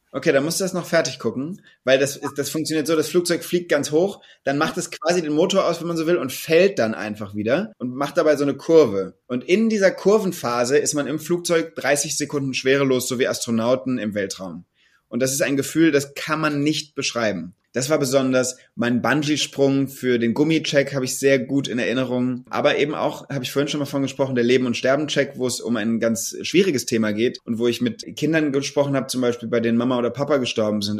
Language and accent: German; Mainz, Rhineland-Palatinate, Germany; also born or lived in Bad Kreuznach; ich bin in Mainz geboren und, ähm, auch dort zur Grundschule gegangen, in Mainz-Bretzenheim. Und als wir, als ich zehn Jahre alt war, sind wir aber aufs Land gezogen. Und dann bin ich in Bad Kreuznach oder Umgebung von Bad Kreuznach aufgewachsen